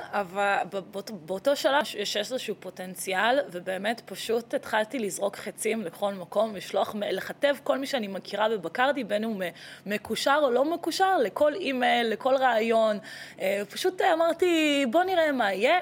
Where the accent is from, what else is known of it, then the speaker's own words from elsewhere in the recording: Israel; also born or lived in Latvia / Tel Aviv, Israel; נולדתי בלטביה, נולדת עליתי בלטביה. לארץ אה, בגיל שנתיים, אז ככה שאני ישראלית אה, לכל דבר